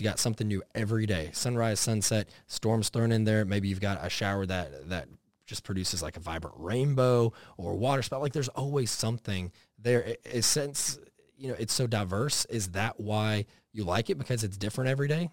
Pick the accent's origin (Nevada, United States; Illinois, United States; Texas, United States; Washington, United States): Texas, United States; Dallas; growing up in Texas, eh, eh, out, like, somewhat in the country there for a while before it got real built up around Dallas